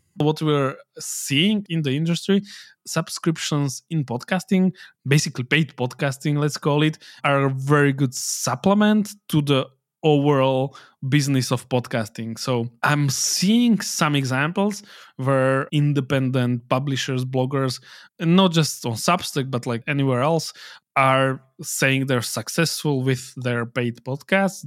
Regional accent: Slovakia

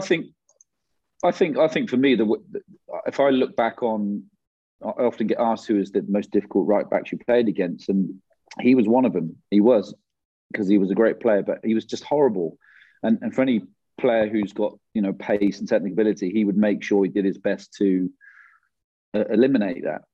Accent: England, United Kingdom; being an Englishman

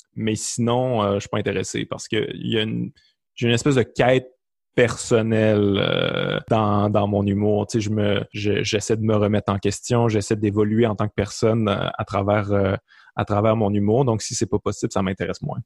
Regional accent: Quebec City, Quebec, Canada; accent: Québécois; moved away as an adult; also born or lived in Montreal; je venais de Québec

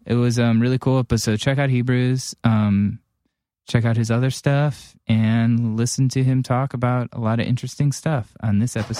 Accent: Cleveland, Ohio, United States

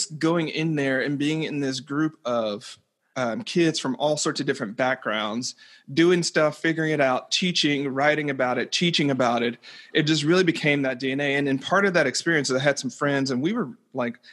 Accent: the South, United States; growing up where I grew up in the South

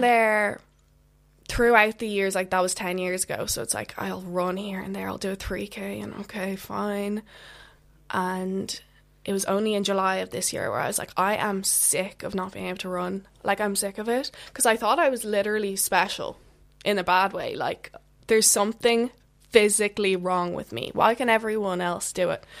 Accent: just outside of Dublin, Leinster, Ireland; I'm from Ireland, just outside of Dublin.

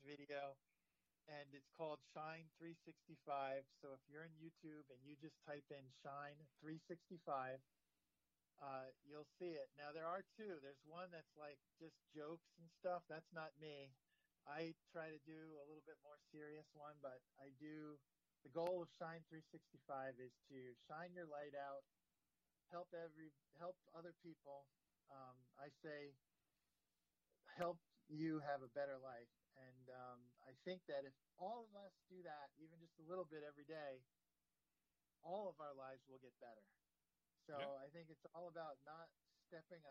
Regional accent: New Jersey, United States; moved away as an adult; now in Hawaii, United States; since I grew up in New Jersey, my New Jersey attitude

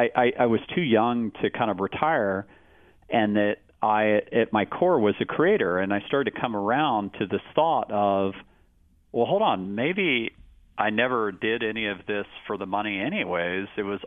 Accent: Austin, Texas, United States; And one of my huge regrets growing up in Austin is that I never saw him play live.

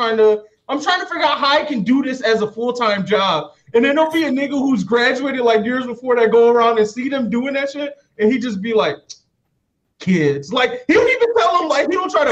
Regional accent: South Suburbs of Chicago, Illinois, United States; I grew up in the South Suburbs of Chicago

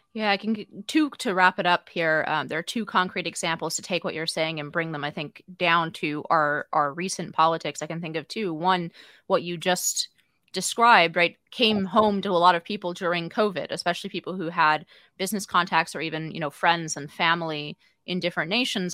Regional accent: United States; as an American

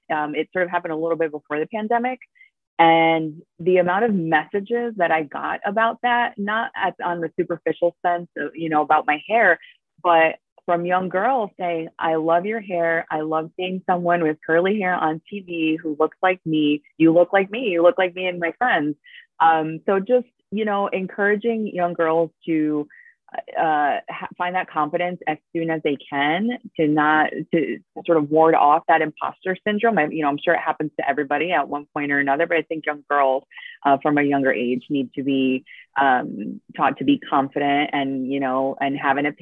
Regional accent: New Jersey, United States; first language Spanish; English is a second language; also born or lived in Argentina; I was born in Argentina. I moved here very young. I was 5 or 6. And then, I grew up in North Jersey

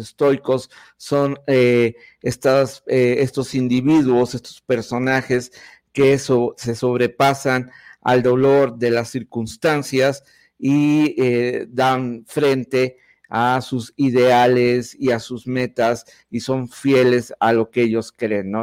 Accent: Mexico; cómo somos los mexicanos y cómo es el país que nos ha tocado vivir

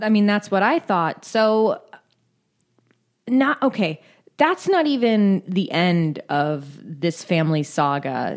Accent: California, United States

